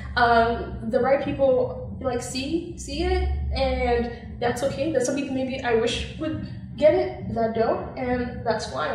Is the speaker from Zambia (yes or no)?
yes; Zambia; moved away; growing up in Zambia